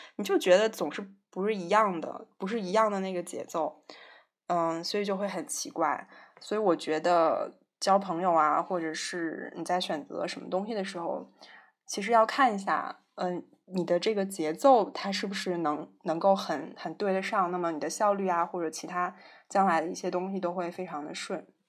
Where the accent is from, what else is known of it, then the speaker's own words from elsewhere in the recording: northern China, China; 我是北方人